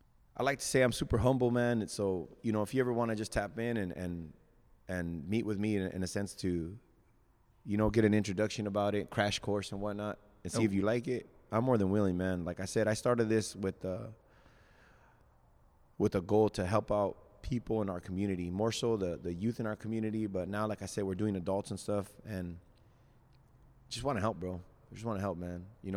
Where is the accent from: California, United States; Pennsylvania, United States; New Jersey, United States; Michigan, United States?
California, United States; And then we got the Cali, because we're from Cali, you know.